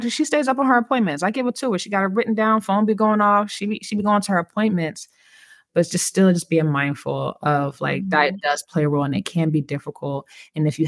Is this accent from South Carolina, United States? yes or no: no; California, United States; When I grew up in California